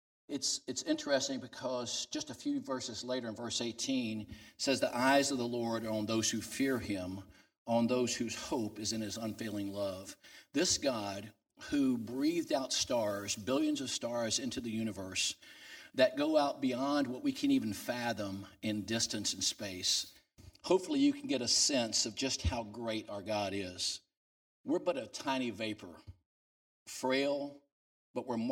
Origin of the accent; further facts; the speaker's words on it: New Orleans, Louisiana, United States; I'm from New Orleans, down Louisiana